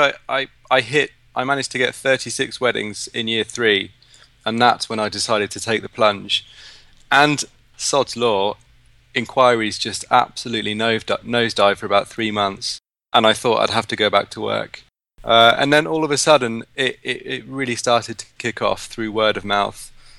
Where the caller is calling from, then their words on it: Devizes, South West England, United Kingdom; I'm in a little town called Devizes in Wiltshire.